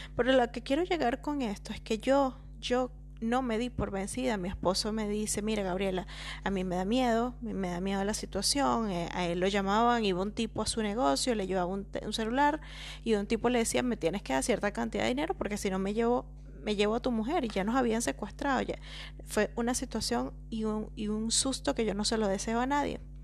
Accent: La Victoria, Aragua, Venezuela; moved away as an adult; yo soy venezolana de La Victoria, un pueblito hermoso, pequeñito, de dos calles

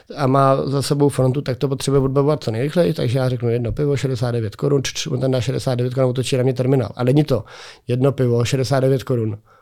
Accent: Czechia; u nás v Čechách

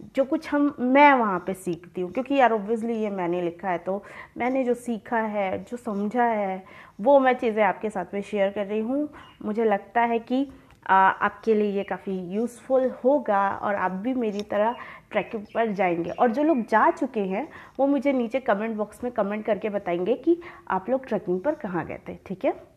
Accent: Dindori, Madhya Pradesh, India; मैं डिंडौरी से हूँ

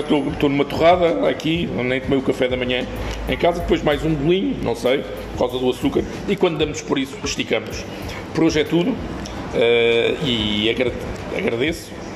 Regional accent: Lisbon, Portugal; eu não sou de cá, sou de Lisboa, tenho a família cá

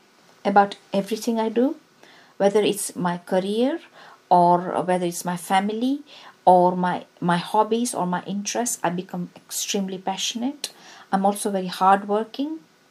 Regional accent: Surat, Gujarat, India; And they set their first factory in Surat, which is my hometown in India.

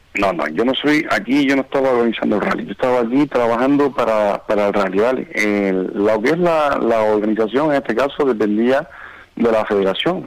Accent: Moya, Canary Islands, Spain; now in Lanzarote, Spain; soy de Moya

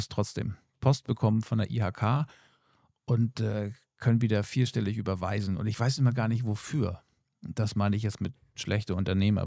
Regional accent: Germany; hier bei uns in Deutschland

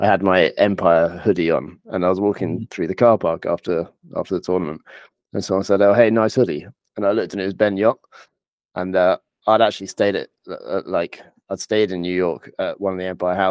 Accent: England, United Kingdom; I'm a player from England originally

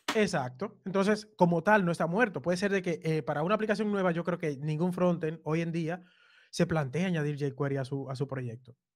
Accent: Cibao, Dominican Republic; now in Barcelona, Spain; mis padres son del, sur, los dos, pero yo nací en el Cibao.

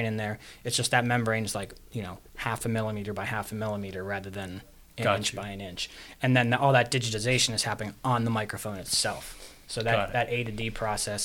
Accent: Pittsburgh, Pennsylvania, United States; moved away; also born or lived in Florida; I grew up in Regent Square

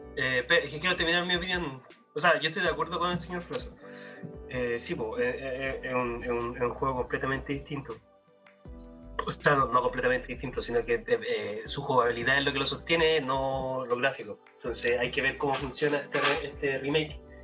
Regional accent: Chile; porque somos chilenos

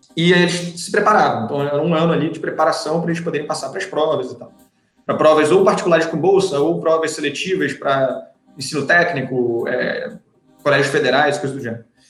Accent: Rio de Janeiro, Brazil; A gente é do Rio

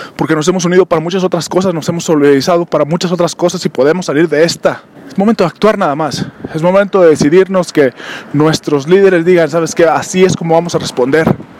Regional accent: Mexico; somos mexicanos

